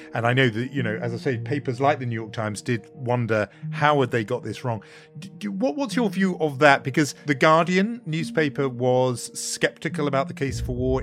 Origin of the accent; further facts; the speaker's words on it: United Kingdom; me as a Brit sitting in London